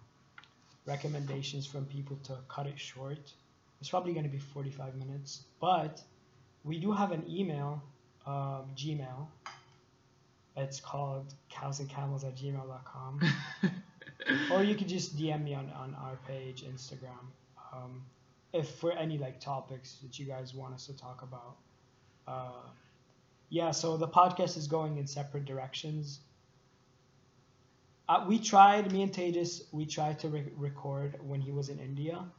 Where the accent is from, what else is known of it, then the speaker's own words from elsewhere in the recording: Lebanon; moved away; I'm from Lebanon